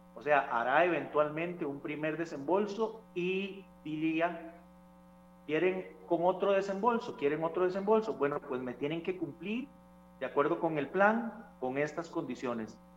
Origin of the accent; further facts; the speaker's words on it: Costa Rica; nuestro país